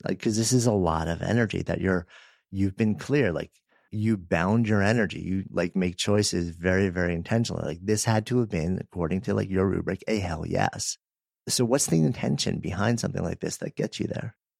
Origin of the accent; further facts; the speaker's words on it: Northeast, United States; now in Boulder, United States; I grew up in the Northeast